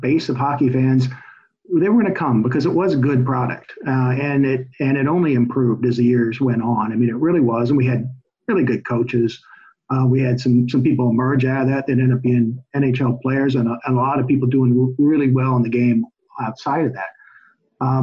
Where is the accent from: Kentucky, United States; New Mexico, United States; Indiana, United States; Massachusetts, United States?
Indiana, United States; moved away; I am from Indiana